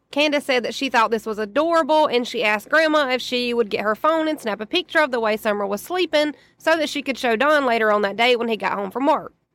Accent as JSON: {"language": "English", "region": "the South", "country": "United States", "said": "as a Southerner"}